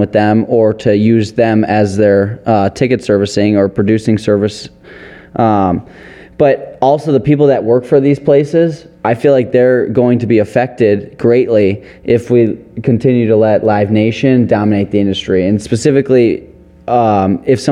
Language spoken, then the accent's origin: English; Detroit, Michigan, United States; We're from Detroit